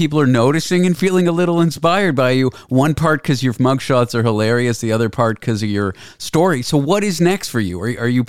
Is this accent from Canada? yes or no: yes; Canada; now in New York, United States; I grew up in Canada. I live in New York now